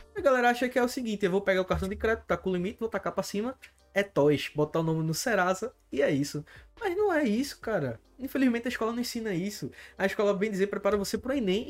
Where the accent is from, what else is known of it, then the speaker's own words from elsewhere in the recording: Alto da Bondade, Recife area, Pernambuco, Brazil; sou do Alto da Bondade